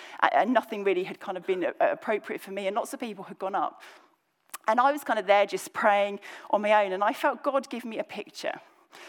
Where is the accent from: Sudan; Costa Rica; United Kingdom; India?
United Kingdom; just under London, South East England; accent: slightly Cockney; moved away as an adult; now in Birmingham, United Kingdom; I say those words because I grew up in the kind of southeast of England, just kind of under London